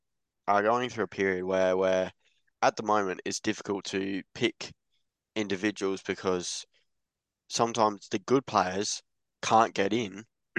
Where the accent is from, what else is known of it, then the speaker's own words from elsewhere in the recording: England, United Kingdom; I'm English as well